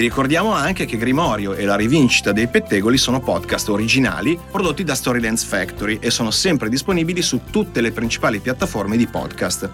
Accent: Italy

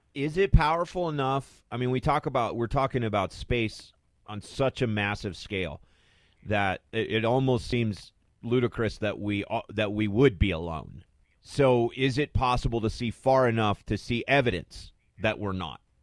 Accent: Arizona, United States; growing up in Arizona

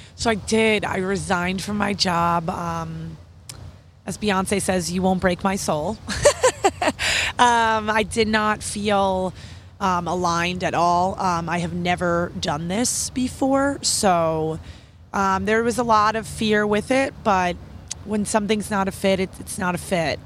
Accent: New York City, New York, United States; I'm a New Yorker

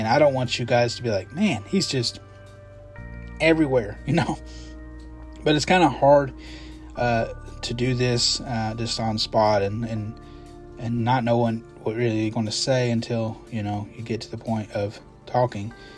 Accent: Kentucky, United States; I'm from Kentucky

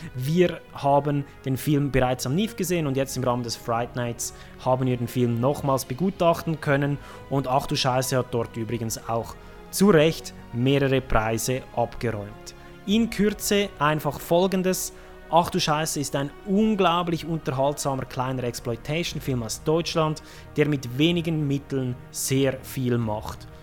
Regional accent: Switzerland; als Schweizer mit bayerischen Wurzeln

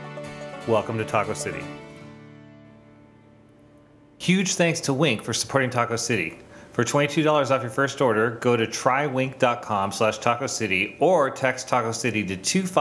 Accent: Los Angeles, California, United States; I'm a film and television composer born and raised in Los Angeles, California.

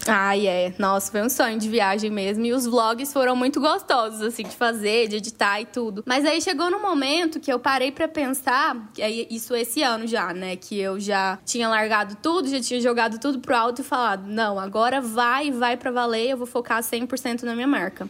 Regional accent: interior of Minas Gerais, Brazil; moved away; eu vim de uma cidade lá do interior de Minas Gerais

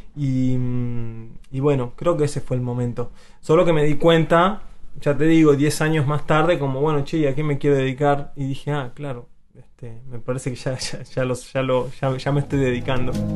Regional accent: Azul, Buenos Aires Province, Argentina; la provincia de Buenos Aires eh, es mi tierra, si hago zoom es azul y si todavía hago más zoom es mi casa

